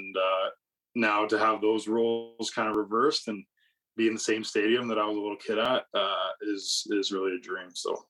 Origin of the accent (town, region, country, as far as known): Lower Mainland, British Columbia, Canada; born or raised there